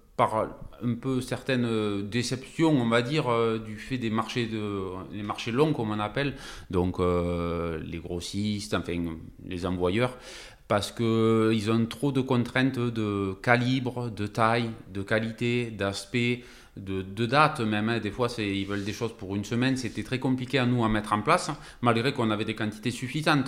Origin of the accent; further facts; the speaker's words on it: Narbonne, Occitania, France; nous on est originaire de, ben, de Narbonne, exactement de Vildaigne, depuis tout le temps